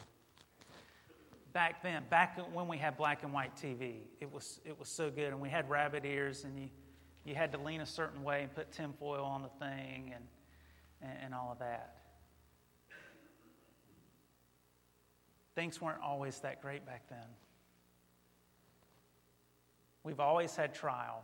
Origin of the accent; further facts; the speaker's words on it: near Mount Airy, North Carolina, United States; I grew up not too far from Mayberry. Like, Mount Airy was right down the road, you know. And in my home state, we have a statue to Andy Griffith